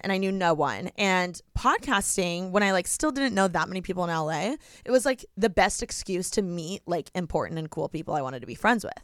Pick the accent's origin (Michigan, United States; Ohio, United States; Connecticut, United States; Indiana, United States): Indiana, United States; moved away as an adult; now in Los Angeles, United States; I'm from Indiana.